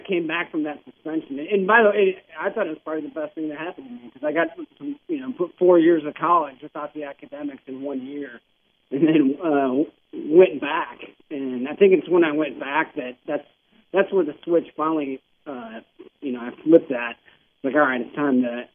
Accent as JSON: {"language": "English", "town": "Cleveland", "region": "Ohio", "country": "United States", "tie": "born or raised there", "moved": "as an adult", "said": "I grew up in Cleveland"}